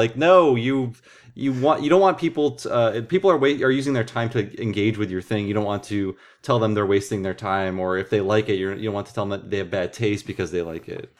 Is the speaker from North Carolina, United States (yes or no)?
no; Ohio, United States; born or raised there; also born or lived in Santa Fe; now in Berkeley, United States